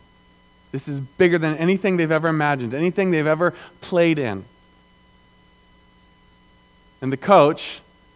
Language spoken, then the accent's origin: English; the South, Southern United States, United States; I'm a Southerner